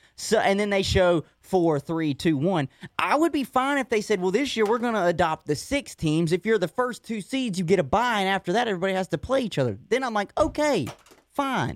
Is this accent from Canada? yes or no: no; North Carolina, United States; we're from, obviously, North Carolina, been here all our lives